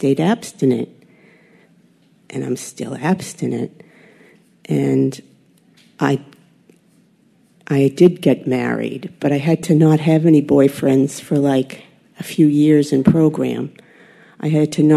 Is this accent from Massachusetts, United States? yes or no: yes; Lexington, Massachusetts, United States; also born or lived in Florida; I grew up in Lexington, Mass